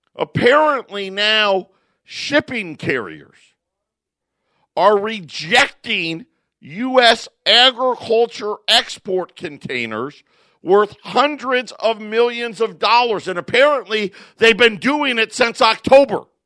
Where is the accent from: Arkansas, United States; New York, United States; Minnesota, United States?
New York, United States; Syracuse; also born or lived in Phoenix area, Arizona; now in Phoenix, United States; I grew up in Syracuse, so I know what snow is